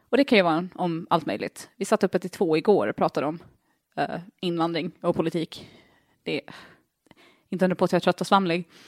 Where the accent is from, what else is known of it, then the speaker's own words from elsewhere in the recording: Åland Islands; also born or lived in United States; jag har aldrig sett ut som en ålänning